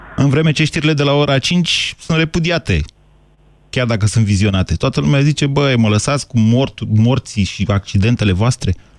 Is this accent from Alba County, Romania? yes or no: no; Drobeta-Turnu Severin, Mehedinți County, Romania; now in Bucharest, Romania; eu când eram copil la Severin